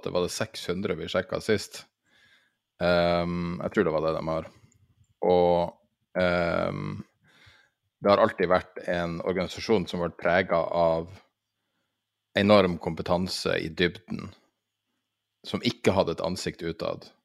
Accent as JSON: {"language": "Norwegian", "country": "Norway", "said": "Eh, jeg er nordmann."}